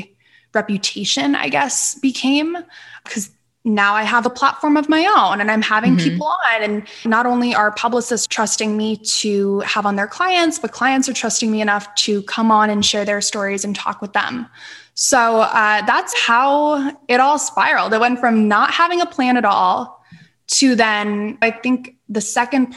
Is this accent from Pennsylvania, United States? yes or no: yes; Northeastern Pennsylvania, United States; moved away; I grew up in Northeastern Pennsylvania